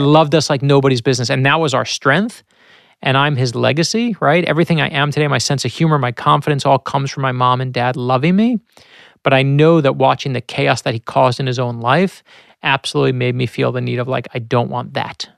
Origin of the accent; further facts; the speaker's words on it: New York City, New York, United States; My, my, my family struggled with money when I was growing up in Brooklyn